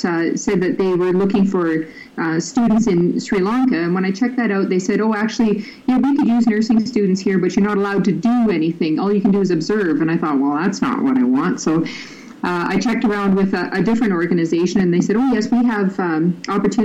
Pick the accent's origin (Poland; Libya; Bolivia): Libya; now in Canada; I grew up in Libya, so I'm very familiar with growing up in a Muslim culture